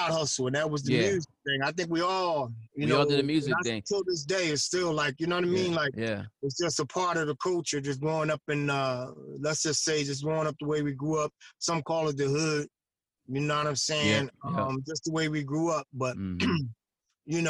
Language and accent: English; Philadelphia, Pennsylvania, United States; I was raised pretty much in North Philly, West Philly